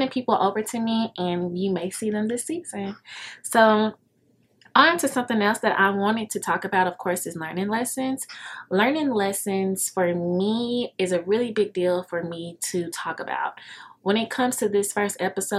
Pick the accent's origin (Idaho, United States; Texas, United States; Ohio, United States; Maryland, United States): Texas, United States; Dallas; I'm from Dallas